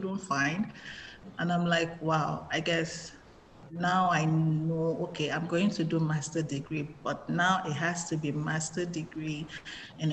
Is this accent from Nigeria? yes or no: yes; southeastern Igbo area, South East, Nigeria; now in South Korea; I'm from Nigeria, actually the southeastern tribe of Igbo. It's in the southeastern part of Nigeria